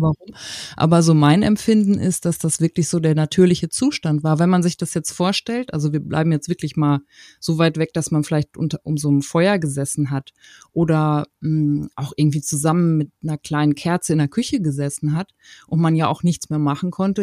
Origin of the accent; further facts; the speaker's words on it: Paderborn, North Rhine-Westphalia, Germany; Ich komme aus Paderborn